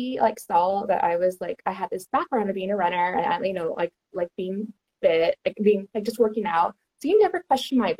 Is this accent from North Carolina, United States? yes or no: no; Houston, Texas, United States; I'm from Houston, Texas